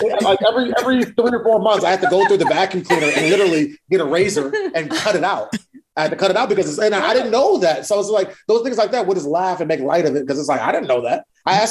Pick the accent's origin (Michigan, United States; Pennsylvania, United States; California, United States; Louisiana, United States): Michigan, United States; East Lansing; we grew up in East Lansing, Michigan